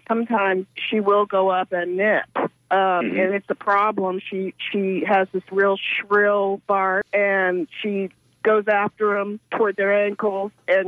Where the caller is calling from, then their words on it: Safety Harbor, Florida, United States; I'm from Safety Harbor.